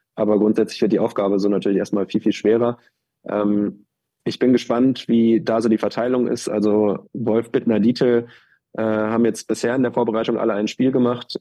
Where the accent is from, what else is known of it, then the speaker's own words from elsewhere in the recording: Germany; als Deutscher